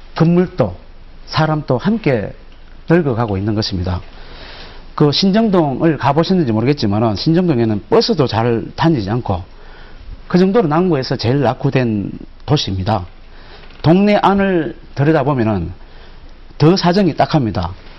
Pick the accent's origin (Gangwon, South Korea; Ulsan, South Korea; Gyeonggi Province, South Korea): Ulsan, South Korea; 제 고향은 울산입니다. 공단이 들어서고 시청이 만들어지고 도시가 형성돼 가는 과정을 직접 보면서 자라왔습니다